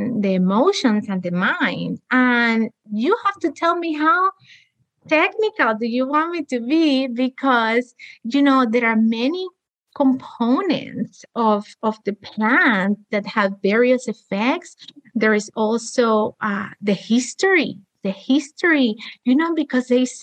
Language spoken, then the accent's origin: English; Cuba; moved away; I'm also from Cuba.